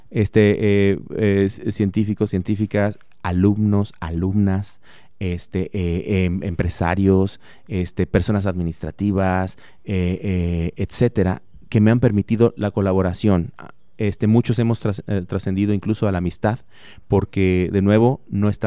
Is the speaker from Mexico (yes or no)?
yes; Morelia, Michoacán, Mexico; now in Celaya, Mexico; yo soy de Morelia, Michoacán